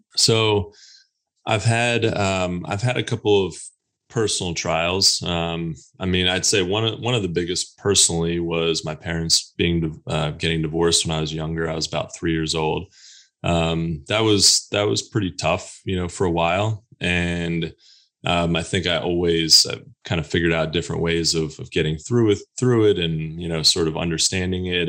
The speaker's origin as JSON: {"language": "English", "region": "Pennsylvania", "country": "United States", "also_born_or_lived": "Texas", "moved": "yes", "lives_now": "North Carolina, United States", "said": "I'm originally from Pennsylvania and, uh, lived in Texas a little bit. And now I'm here in North Carolina"}